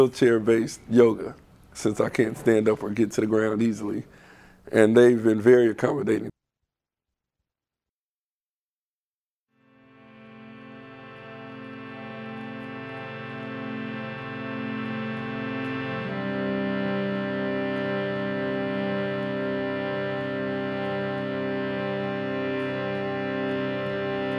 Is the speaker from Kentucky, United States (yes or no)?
no; East Palo Alto, California, United States; moved away; also born or lived in Southern Oregon University; I grew up in East Palo Alto, California, which is a pretty rough neighborhood